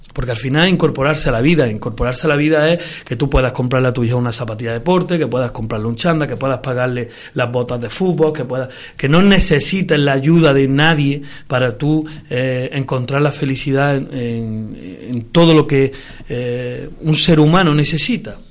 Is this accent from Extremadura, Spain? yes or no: no; Córdoba, Andalusia, Spain; tengo también buenos recuerdos de mi infancia de Las Palmeras